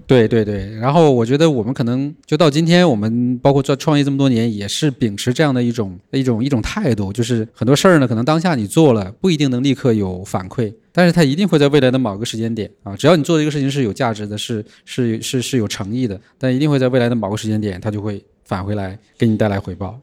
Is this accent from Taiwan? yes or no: no; Northeast China, China; moved away as an adult; also born or lived in Guangzhou; now in Shenzhen, China; 我从东北来南哦。方，第一个落脚的地方也是广州